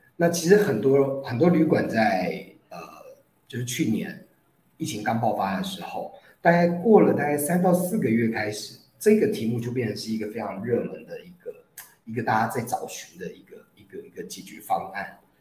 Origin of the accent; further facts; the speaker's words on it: Taiwan; 我们在台湾疫情没有那么严重